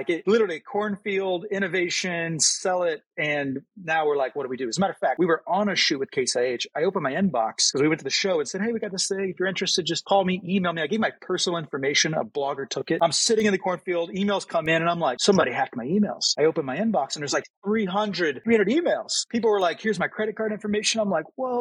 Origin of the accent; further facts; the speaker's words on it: Missouri, United States; we grew up in Missouri, very agriculture-related, ag technology